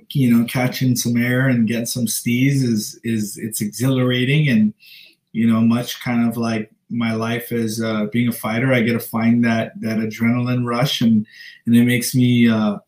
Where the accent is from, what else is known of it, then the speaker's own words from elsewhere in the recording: Dededo, Guam; moved away; So I'm from Guam, you know, Dedero, Guam. I'm proud of where I'm from. Gives me humble, you know, my upbringing was very humble.